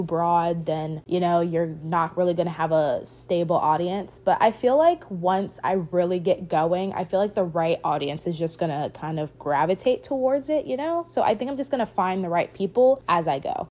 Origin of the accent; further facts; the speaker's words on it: Richmond, Virginia, United States; I'm from Richmond, Virginia